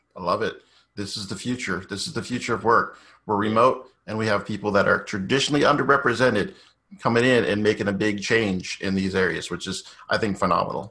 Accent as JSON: {"language": "English", "town": "Boston", "region": "Massachusetts", "country": "United States", "said": "originally from Boston"}